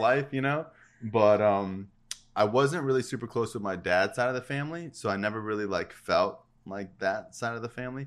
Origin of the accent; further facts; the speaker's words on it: Florida, United States; in Florida, I've probably only met, like, three Mexicans, and I've lived there my whole life